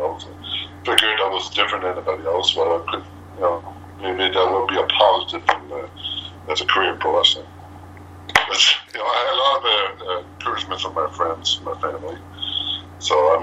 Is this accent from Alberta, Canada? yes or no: no; Moncton, New Brunswick, Canada; I'm from Moncton, New Brunswick.